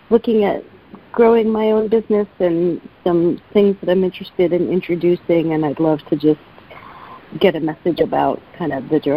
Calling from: San Francisco, California, United States; in San Francisco.

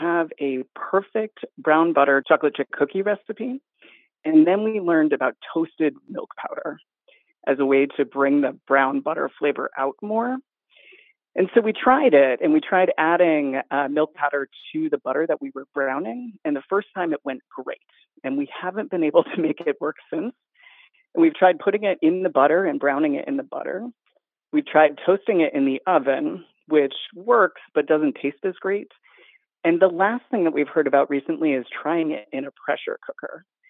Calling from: Philadelphia, Pennsylvania, United States; I am calling from Philadelphia.

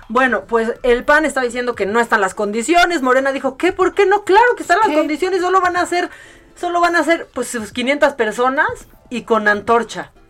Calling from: Naucalpan, State of Mexico, Mexico; de Naucalpan.

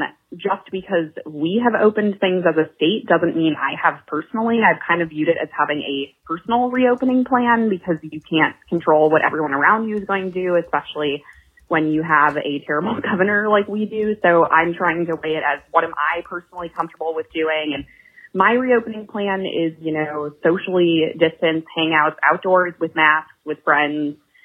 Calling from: Atlanta, Georgia, United States; calling for Here For You, and I'm calling from Atlanta, Georgia.

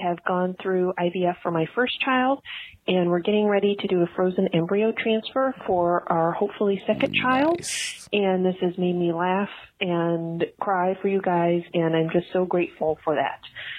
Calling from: Nashville, Tennessee, United States; I'm calling from Nashville, Tennessee

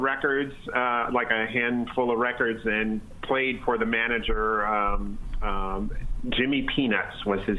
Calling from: Toronto, Ontario, Canada

